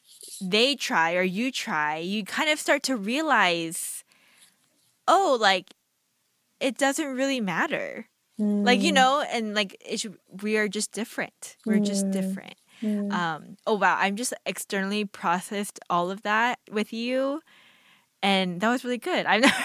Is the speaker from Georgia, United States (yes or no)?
yes; Marietta, Georgia, United States; I grew up in East Cobb, Georgia, Marietta, where I too was just a handful of Asian Americans.